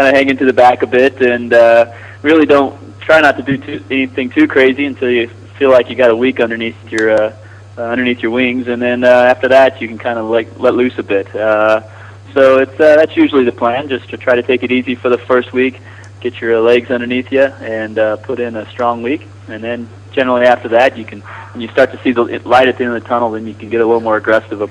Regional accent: North Carolina, United States; I'm from North Carolina in the United States.

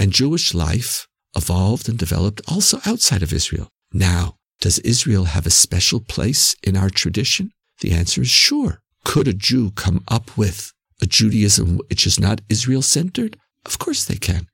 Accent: Canada; Canadian Jews, as we Canadians know, are very sensitive when we're called American

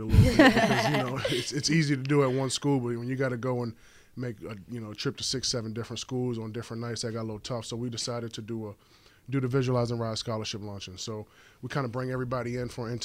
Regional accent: King George, Virginia, United States; moved away as an adult; now in Chicago, United States; I'm from Virginia. I'm from King George, Virginia.

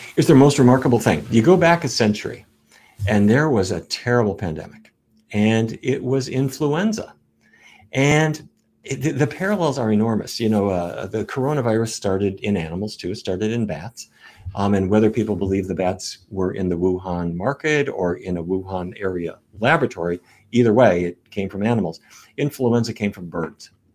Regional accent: North Dakota, United States; when I was a kid growing up in North Dakota

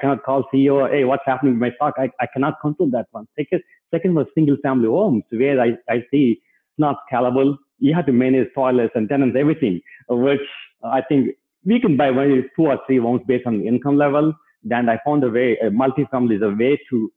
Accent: India; moved away as an adult; now in United States; myself and my wife came to US in 2004. We grew up in India

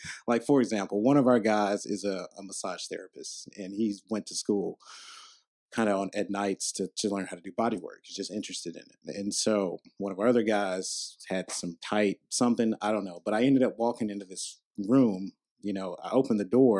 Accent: Charlotte, North Carolina, United States; I grew up in Charlotte

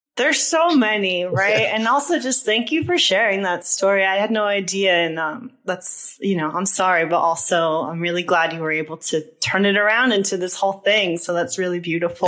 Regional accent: East Coast, United States; moved away; I'm also from the East Coast.

